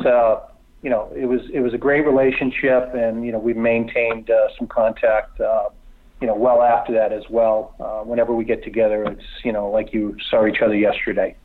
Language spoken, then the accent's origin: English; Boston, Massachusetts, United States; guys that I grew up watching in Boston, you know, grew up idolizing in Boston